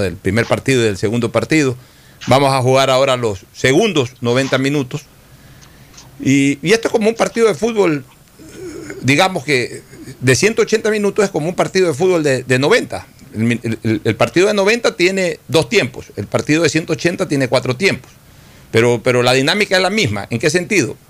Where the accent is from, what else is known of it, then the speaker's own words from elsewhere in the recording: Guayaquil, Guayas, Ecuador; como guayaquileño